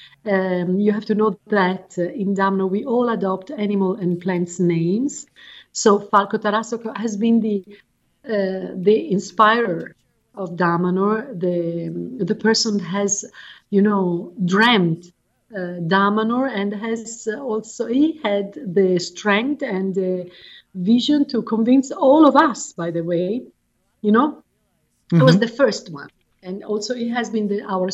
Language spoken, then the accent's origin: English; Florence, Tuscany, Italy; moved away as an adult; now in Damanhur, Italy; I was born in Florence